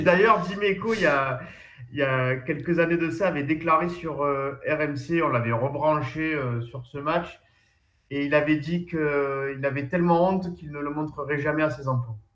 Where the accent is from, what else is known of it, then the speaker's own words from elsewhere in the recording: Plan-de-Cuques, Provence-Alpes-Côte d'Azur, France; chez moi à Plan de Cuc